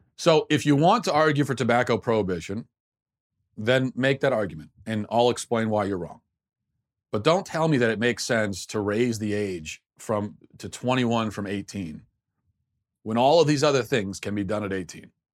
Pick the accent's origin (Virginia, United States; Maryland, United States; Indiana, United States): Maryland, United States; I grew up in Maryland